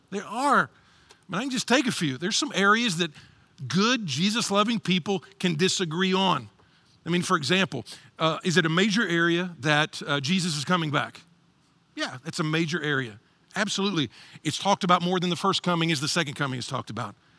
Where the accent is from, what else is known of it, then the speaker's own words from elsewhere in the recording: Texas, United States; I'm from Texas, and tumbleweed's big out there.